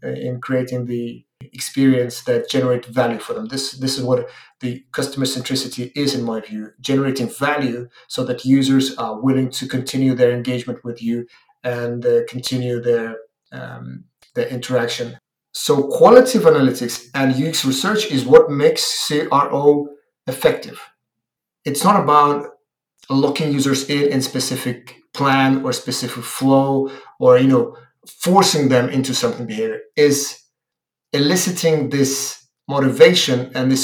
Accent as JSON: {"language": "English", "country": "Ukraine", "said": "I am from Ukraine"}